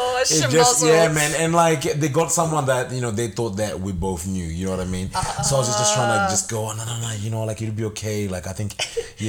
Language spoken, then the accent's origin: English; Mutare, Manicaland, Zimbabwe; moved away as an adult; I was born and raised in Zimbabwe